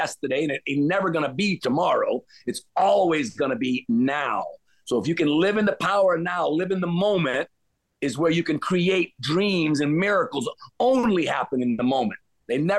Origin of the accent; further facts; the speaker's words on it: Louisiana, United States; also born or lived in Cayman Islands; I grew up in the South, Louisiana